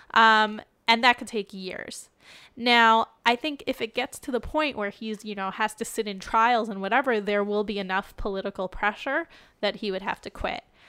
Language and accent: English; United States; now in Israel; an American Jew, in addition to being an Israeli Jew